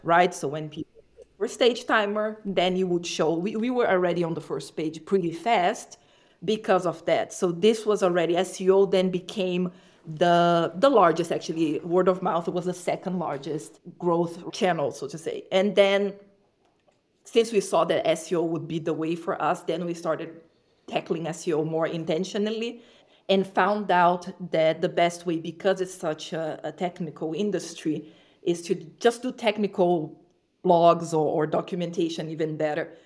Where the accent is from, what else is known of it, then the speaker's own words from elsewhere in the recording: Brazil; moved away; I'm from Brazil, so my businesses were in Brazil in the past